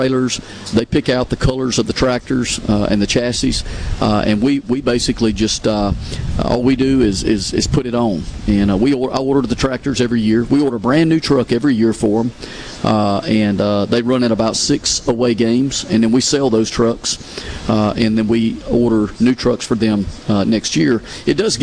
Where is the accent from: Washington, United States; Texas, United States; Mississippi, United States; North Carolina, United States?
Mississippi, United States; I'm from Mississippi, born and raised